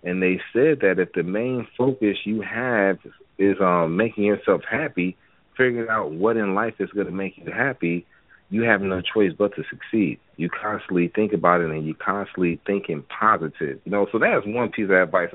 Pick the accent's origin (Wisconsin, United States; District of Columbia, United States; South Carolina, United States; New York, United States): Wisconsin, United States; moved away as an adult; now in Atlanta, United States; I'm from Wisconsin